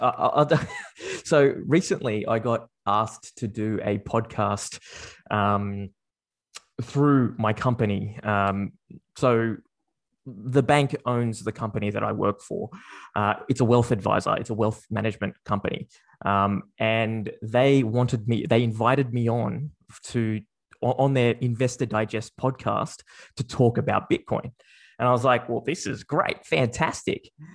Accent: Sydney, New South Wales, Australia; I was born and raised in Sydney. Uh, I've grown up there, uh, or here, um, for, for my entire life

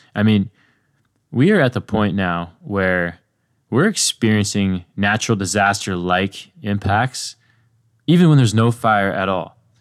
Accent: Ojai, California, United States; I grew up in Ojai, an acorn-rich region

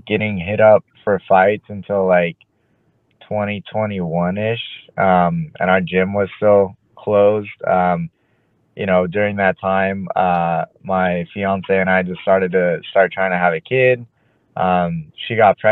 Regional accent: Southern California, United States; born and raised in Southern California

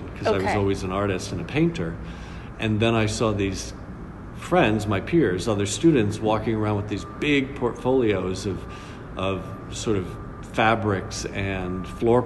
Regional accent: Milford, Massachusetts, United States; moved away as an adult; now in New York City, United States; I'm originally from Milford, Massachusetts

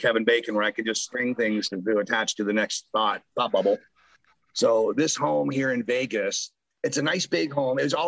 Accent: Canada; now in United States; being a Canadian

